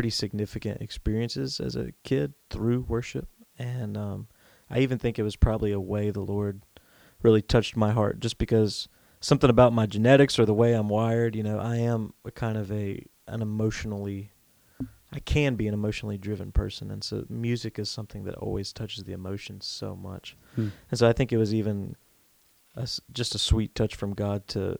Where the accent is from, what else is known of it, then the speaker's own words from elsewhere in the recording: North Carolina, United States; I grew up here in North Carolina